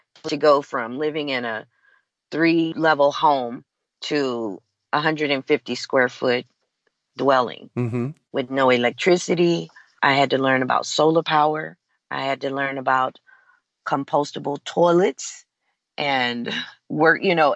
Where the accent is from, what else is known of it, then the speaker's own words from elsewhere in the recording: Los Angeles, California, United States; also born or lived in Bellevue, Nebraska; now in Hawaii, United States; Los Angeles, which is my hometown